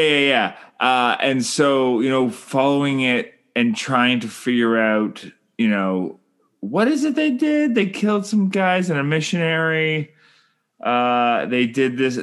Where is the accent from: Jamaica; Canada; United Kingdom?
Canada; I'm Canadian filmmaker